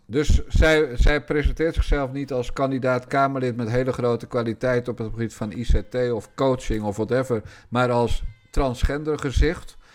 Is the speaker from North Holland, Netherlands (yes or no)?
no; Rotterdam, South Holland, Netherlands; want ik ben een Rotterdammer. En ik ben geboren in de wijk Feyenoord